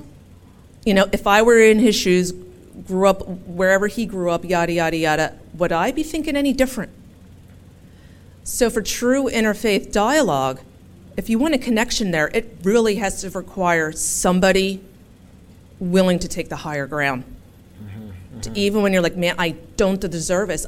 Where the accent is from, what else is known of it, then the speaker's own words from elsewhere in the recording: Philadelphia, Pennsylvania, United States; where are you from? And I said, Philadelphia. And they said, where are your parents from? Philadelphia.